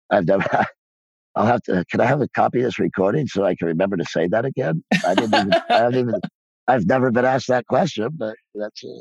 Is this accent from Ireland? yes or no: yes; Ireland; Film is also, and I'm Irish.